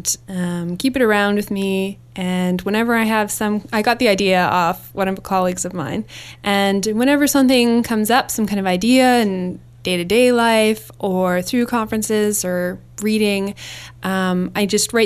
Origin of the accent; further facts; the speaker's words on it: Winnipeg, Manitoba, Canada; moved away as an adult; I grew up in Winnipeg, Manitoba